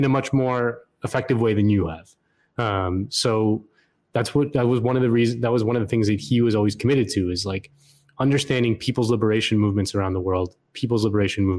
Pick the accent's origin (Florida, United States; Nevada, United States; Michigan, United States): Florida, United States; my home state of Florida